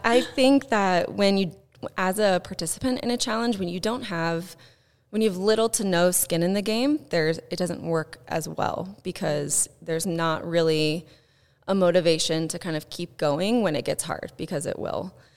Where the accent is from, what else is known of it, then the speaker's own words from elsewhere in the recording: Southern Indiana, United States; I grew up in Southern Indiana